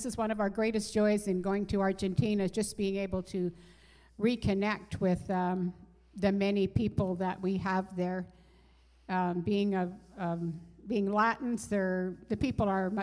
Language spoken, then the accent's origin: English; Canada; moved away; we're Canadian